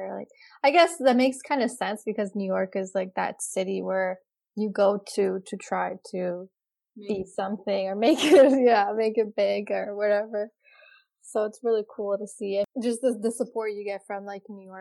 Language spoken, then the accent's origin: English; Kosovo; now in United States; I'm from Kosovo